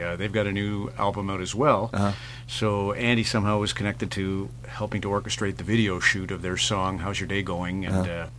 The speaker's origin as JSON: {"language": "English", "town": "Sault Ste. Marie", "region": "Ontario", "country": "Canada", "tie": "born or raised there", "said": "filled with Canadians like the ones I grew up with in Sault Ste. Marie."}